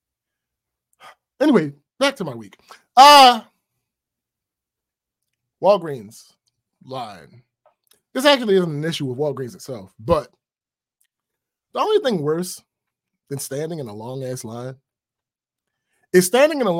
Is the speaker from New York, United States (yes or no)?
no; Maryland, United States; my home state.